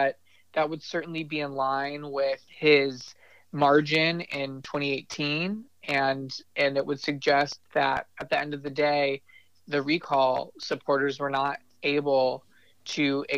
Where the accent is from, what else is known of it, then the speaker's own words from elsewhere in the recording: Bay Area, California, United States; now in Sacramento, United States; I grew up in the Bay Area myself